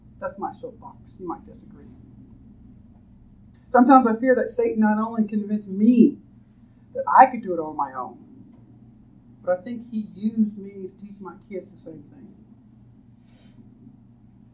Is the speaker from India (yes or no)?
no; United States; being an American